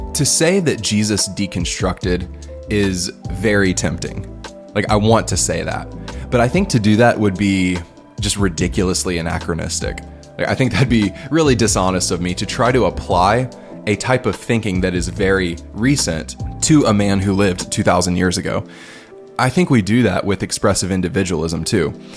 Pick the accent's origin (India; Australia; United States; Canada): United States; moved away as an adult; now in Liberia; me being an American